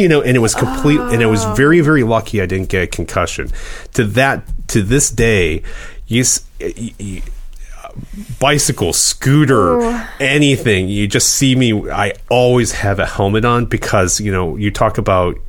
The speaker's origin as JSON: {"language": "English", "region": "Midwest", "country": "United States", "tie": "born or raised there", "said": "growing up in the Midwest"}